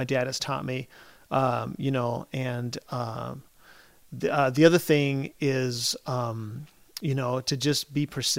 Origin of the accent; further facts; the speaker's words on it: Chile; For those of you who don't know, I grew up in Chile. I grew up as a missionary in Chile. So we moved there in 1976.